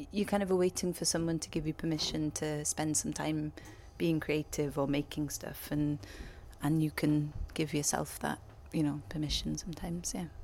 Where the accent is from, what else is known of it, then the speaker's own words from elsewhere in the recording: Wales, United Kingdom; I grew up um, in the middle of nowhere really and would spend my weekends walking my goat in the woods